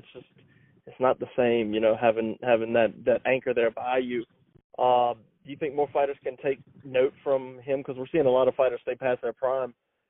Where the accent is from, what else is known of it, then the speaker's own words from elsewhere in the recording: Baton Rouge, Louisiana, United States; I'm from Baton Rouge